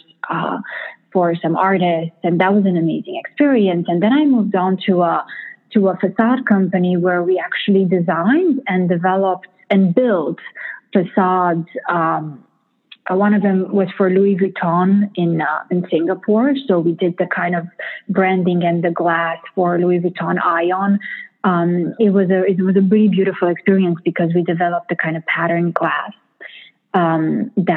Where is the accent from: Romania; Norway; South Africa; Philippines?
Romania; moved away as an adult; also born or lived in Missouri, United States / Boston, United States; now in New York, United States; my first culture shock coming from Romania